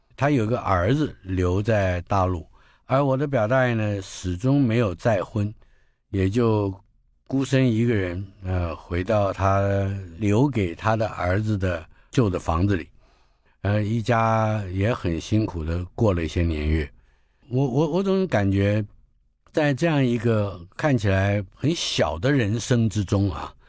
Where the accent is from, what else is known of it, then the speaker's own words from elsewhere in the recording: Taipei, Taiwan; 我是在台北出生的